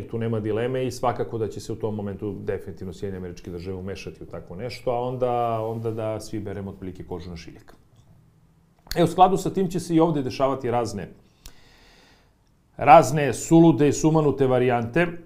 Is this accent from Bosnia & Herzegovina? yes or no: no; Serbia; ovde kod nas u Srbiji